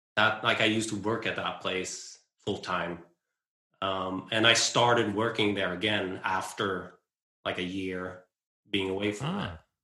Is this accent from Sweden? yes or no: yes; west coast of Sweden, Sweden; on the west coast of Sweden where I grew up and where I live